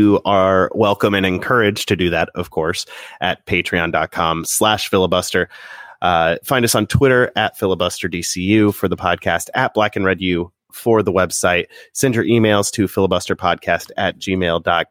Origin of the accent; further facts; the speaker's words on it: Midwest, United States; I'm from the Midwest